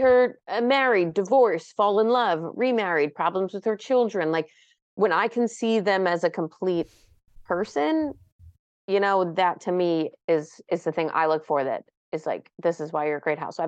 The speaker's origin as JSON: {"language": "English", "region": "New York", "country": "United States", "said": "We're both from New York"}